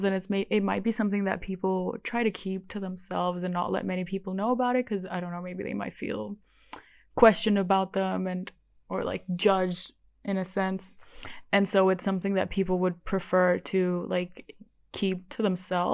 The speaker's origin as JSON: {"language": "English", "region": "Bali", "country": "Indonesia", "tie": "born or raised there", "said": "I grew up in Bali, which is the only Hindu island in all of Indonesia"}